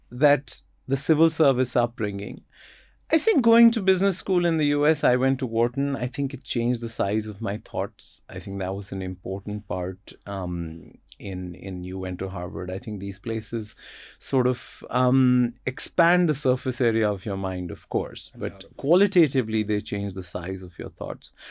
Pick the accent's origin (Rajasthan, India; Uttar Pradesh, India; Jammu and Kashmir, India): Jammu and Kashmir, India; moved away; also born or lived in United States; growing up in Kashmir, which is a fascinating place but an economic wasteland